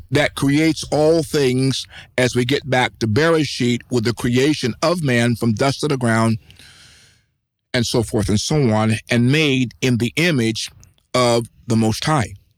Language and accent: English; United States; I am a American. My ethnicity is American.